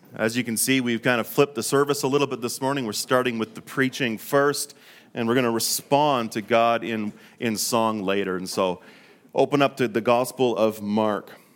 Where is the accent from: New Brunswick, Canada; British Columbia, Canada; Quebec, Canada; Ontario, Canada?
British Columbia, Canada; Fort St. John; now in Calgary, Canada; We were born, uh, and raised in, in northern British Columbia in a small town called Fort Saint John